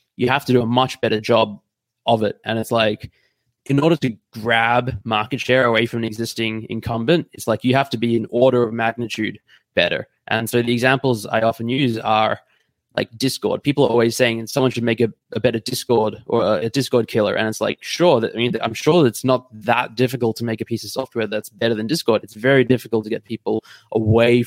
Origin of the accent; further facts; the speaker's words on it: Australia; now in Munich, Germany; So I'm Australian, but I'm based in Munich in Germany at the moment